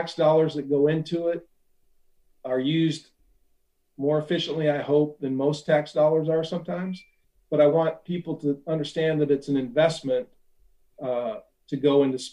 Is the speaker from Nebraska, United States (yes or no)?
yes; Ashland, Nebraska, United States; this kid from Ashland, Nebraska